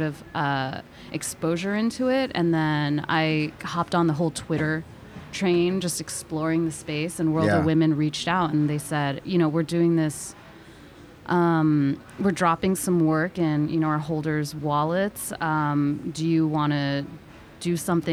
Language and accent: English; Connecticut, United States; moved away as an adult; now in New York City, United States; I was born in New York City, but I grew up in Connecticut, both, you know, all the way up to high school